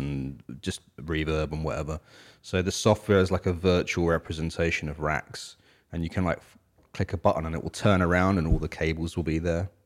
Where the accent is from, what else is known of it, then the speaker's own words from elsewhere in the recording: United Kingdom; now in United States; us British folks